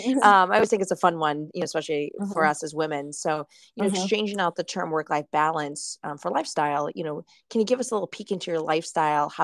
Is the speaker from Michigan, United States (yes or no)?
yes; Michigan, United States; moved away; also born or lived in Cleveland; I'm from Michigan